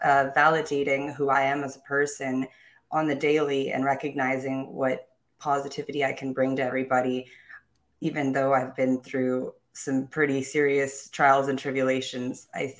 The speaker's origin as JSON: {"language": "English", "country": "South Korea", "tie": "born or raised there", "also_born_or_lived": "Japan / Germany / England / Philippines", "said": "I was born in Japan, raised mostly in Korea. I've lived in Germany, England, Philippines, all over the world."}